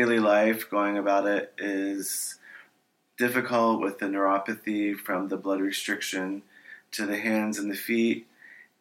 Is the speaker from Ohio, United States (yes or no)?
yes; Ohio, United States; now in California, United States; I'm originally from Ohio